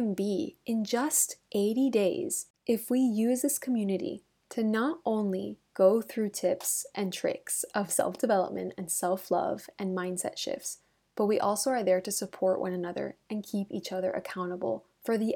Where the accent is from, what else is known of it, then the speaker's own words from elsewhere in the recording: Miami, Florida, United States; now in Madrid, Spain; I grew up in Miami and so I never had seasons. So I think now living in Madrid